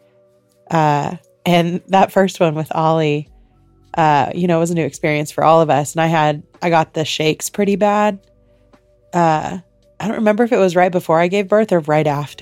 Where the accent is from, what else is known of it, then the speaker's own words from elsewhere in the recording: Indiana, United States; we grew up in Indiana